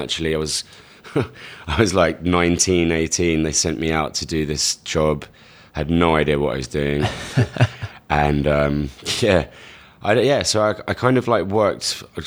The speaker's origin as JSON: {"language": "English", "region": "London", "country": "United Kingdom", "tie": "born or raised there", "moved": "as an adult", "lives_now": "New York, United States", "said": "I'm from London, England. I was born in Hammersmith. I've been in New York for around seven years now"}